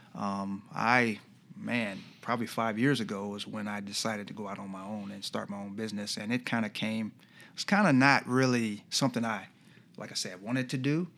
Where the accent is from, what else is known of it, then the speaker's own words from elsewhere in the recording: Iowa, United States; moved away as an adult; now in Rochester, United States; we're from Iowa